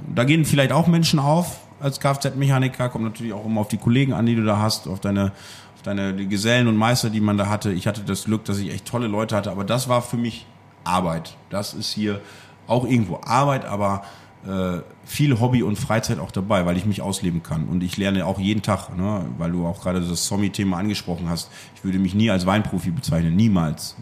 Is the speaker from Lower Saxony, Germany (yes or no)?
yes; Friesland, Lower Saxony, Germany; now in Münster, Germany; Ich komme aus Friesland